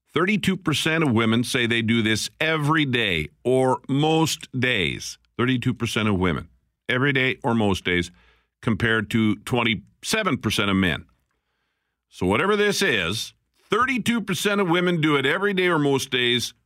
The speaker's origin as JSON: {"language": "English", "region": "Alberta", "country": "Canada", "moved": "yes", "lives_now": "Winnipeg, Canada", "said": "I'm from Alberta."}